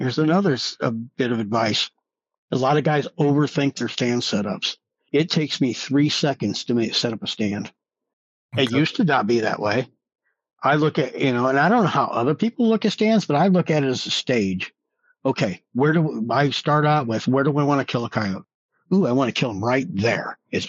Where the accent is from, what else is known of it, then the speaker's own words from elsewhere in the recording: Midwest, United States; now in New Mexico, United States; Growing up in the Midwest